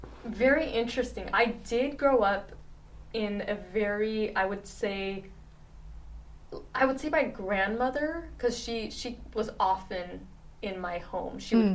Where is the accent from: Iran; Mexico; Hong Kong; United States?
United States; Laguna Beach, California; also born or lived in Wichita, Kansas; I've been living in Orange County since I was probably 5 years old. Oh. So, yeah, I definitely grew up all over Orange County, mainly Laguna area.